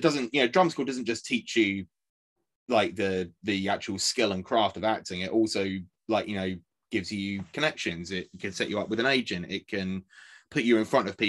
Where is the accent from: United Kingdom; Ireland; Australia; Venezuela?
United Kingdom; Essex, East of England; I grew up in Essex